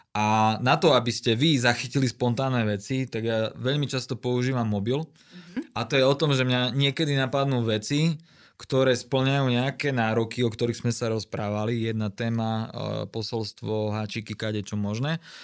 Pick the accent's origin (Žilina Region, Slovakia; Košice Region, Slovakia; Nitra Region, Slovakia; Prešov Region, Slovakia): Košice Region, Slovakia; Košice; som z Košic